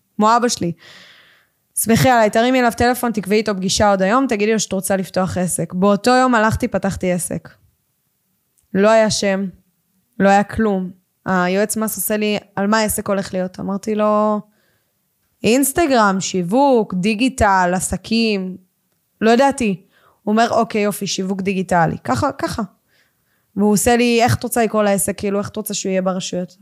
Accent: Ganei Tikva, Central District, Israel; גדלתי בגני תקווה

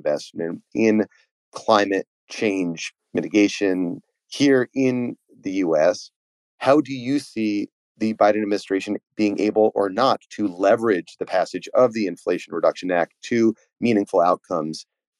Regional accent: United States

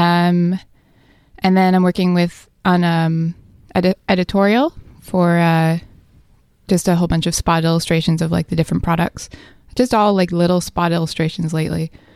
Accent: New Brunswick, Canada; moved away as an adult; also born or lived in Vancouver, Canada; I'm from New Brunswick

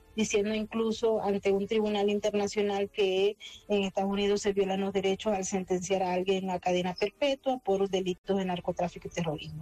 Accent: Venezuela; yo soy venezolana

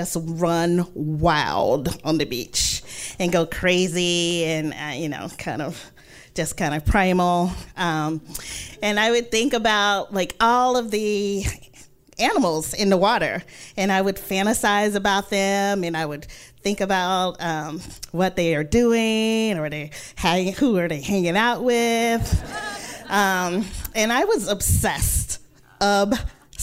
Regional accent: Mississippi, United States; born or raised there; moved away as an adult; also born or lived in New York City; now in New York, United States

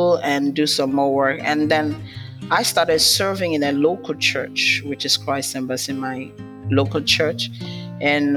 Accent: Nigeria; I'm from Nigeria, from Africa

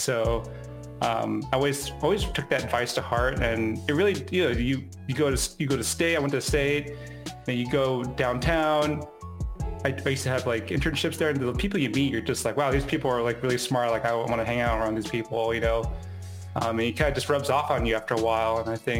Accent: Roosevelt, United States; Like I was growing up in Roosevelt all the time.

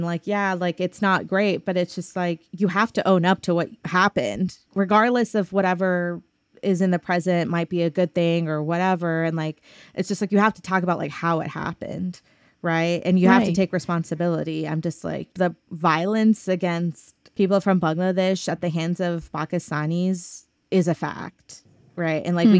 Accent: the South, United States; Obviously that's not true, but that again, like growing up in the South, being different is a challenge, right?

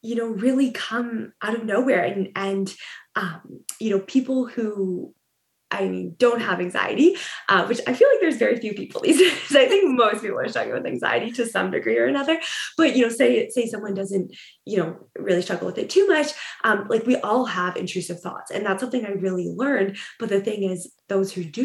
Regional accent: Ontario, Canada; moved away as an adult; now in Vancouver, Canada; I grew up in Ontario

